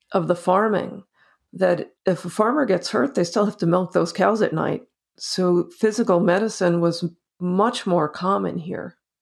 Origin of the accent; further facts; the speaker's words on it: New Jersey, United States; moved away; also born or lived in North Carolina; I grew up in New Jersey. I grew up on a dirt road in the country